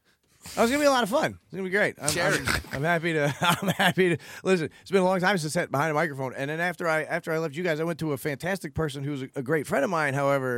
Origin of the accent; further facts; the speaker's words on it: Bradenton, Florida, United States; I'm from Bradenton, Manatee County, the 941.